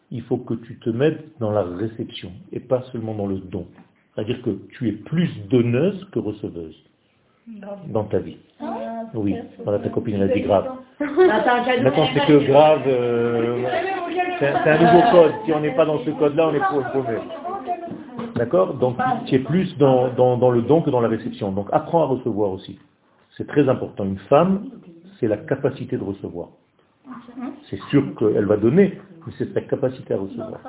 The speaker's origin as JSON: {"language": "French", "country": "Israel", "tie": "born or raised there", "said": "je ne suis pas tunisien. Je suis israélien, je suis né en Israël."}